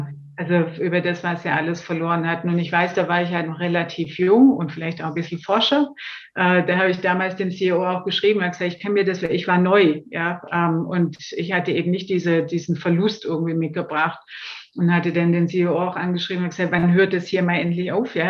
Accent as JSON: {"language": "German", "area": "Swabia", "region": "Baden-Württemberg", "country": "Germany", "accent": "Swabian", "moved": "yes", "lives_now": "Munich, Germany", "said": "wie man leicht hört, äh, habe ich auch einen schwäbischen Ursprung, einen schwäbischen Zungenschlag, lebe aber schon sehr lange und auch sehr gerne in Bayern"}